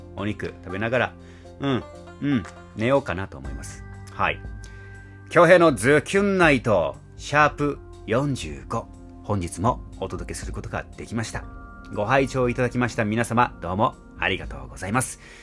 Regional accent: Nago, Okinawa, Japan; 名護市、私の地元であります名護市

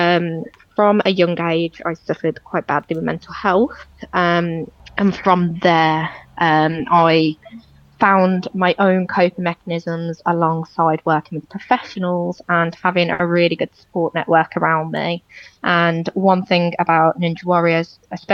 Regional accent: Walsall, West Midlands, United Kingdom; I grew up in Walsall, Great Bar area, and I've lived there my entire life

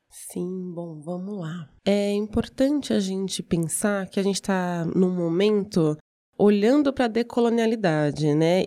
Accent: Brazil

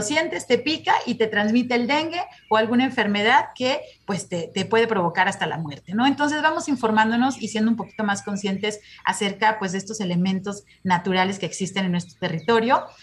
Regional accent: Jalisco, Mexico; como jaliscienses y como mexicanos

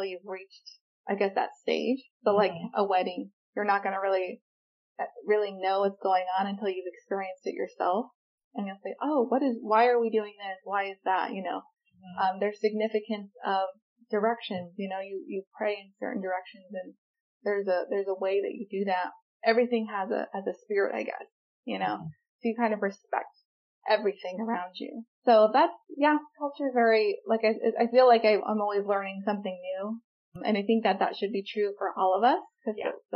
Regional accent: United States; moved away; I grew up on the Navajo Nation

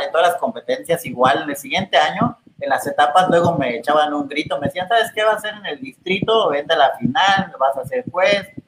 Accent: Chiapas, Mexico; como soy de Chiapas

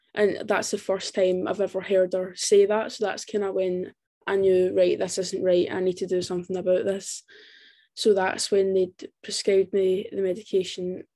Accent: Scotland, United Kingdom; I'm from Scotland

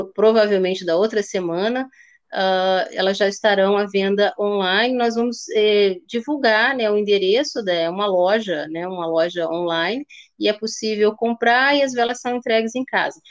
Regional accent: Rio de Janeiro, Brazil; also born or lived in Slovenia / Porto Alegre, Brazil; now in Lisbon, Portugal; Eu e minha irmã nascemos no Rio, eu tinha uma irmã também. É, que faleceu, e nós vivemos lá durante muito tempo

